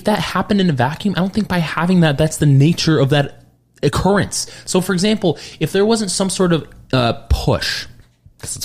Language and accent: English; California, United States; moved away; we come from California